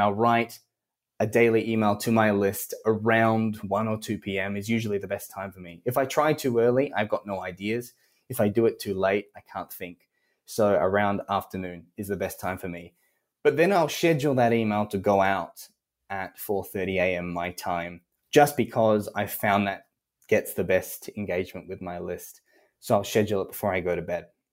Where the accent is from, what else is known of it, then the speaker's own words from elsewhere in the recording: Australia; accent: Australian; as an Australian